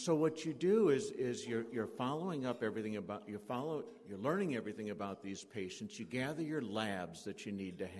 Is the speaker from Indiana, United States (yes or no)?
yes; southern Indiana, United States; I'm from Indiana, southern Indiana